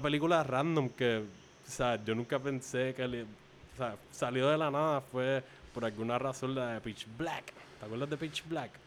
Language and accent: Spanish; Carolina, Puerto Rico; also born or lived in Canóvanas, Puerto Rico; En el área de Carolina, haciendo colindancia con Canóvanas, que es el otro pueblo en donde yo crecí, aquí en Puerto Rico.